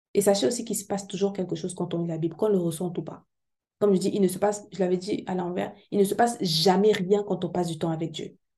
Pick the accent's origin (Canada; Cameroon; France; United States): Cameroon; chez moi au Cameroun